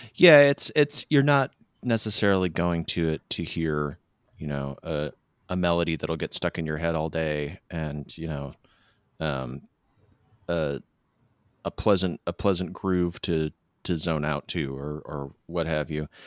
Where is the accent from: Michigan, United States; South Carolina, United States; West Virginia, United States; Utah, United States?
Michigan, United States; the malls where I grew up in Michigan.